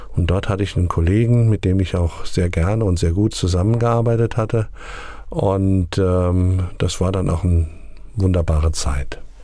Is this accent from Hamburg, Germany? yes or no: no; near Hanau, Southern Hesse, Germany; moved away as an adult; also born or lived in Sontra / Bebra; now in Asmushausen, Germany; Ich bin in Südhessen geboren, in der Nähe von Hanau